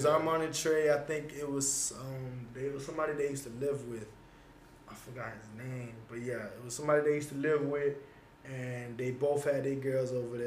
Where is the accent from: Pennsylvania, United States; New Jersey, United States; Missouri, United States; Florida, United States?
Florida, United States; Broward; I knew a lot of people in Broward in my hometown